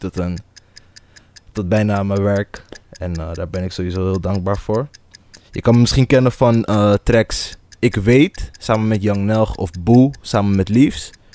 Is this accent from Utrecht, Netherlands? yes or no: no; Almere, Flevoland, Netherlands; also born or lived in Amsterdam; Dus Almere voelt toch wel echt als een thuis, omdat ik hier ben opgegroeid